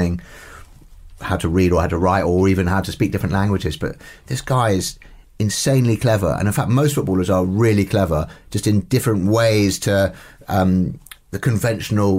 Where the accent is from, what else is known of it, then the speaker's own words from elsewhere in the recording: London, United Kingdom; I support my local team where I grew up near the ground, and my family supports them